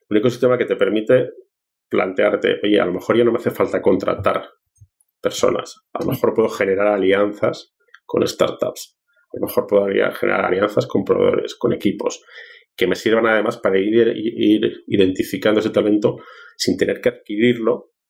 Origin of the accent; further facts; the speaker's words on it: Peru; also born or lived in Spain; te digo como peruano y como español que soy, deberíamos dejar de ser tan envidiosos del éxito de los demás